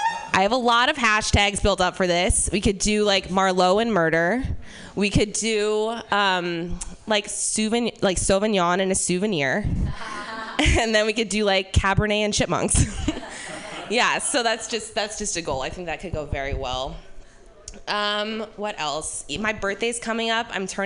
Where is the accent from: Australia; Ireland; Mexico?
Ireland; Yeah, the thing about being Irish is that, like, you're a colonized country, but no one knows why blackface is bad there.